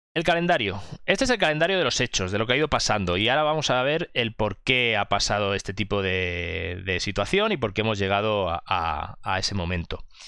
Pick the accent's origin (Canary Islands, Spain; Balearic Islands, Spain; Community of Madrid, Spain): Balearic Islands, Spain; Mallorca; soy de Mallorca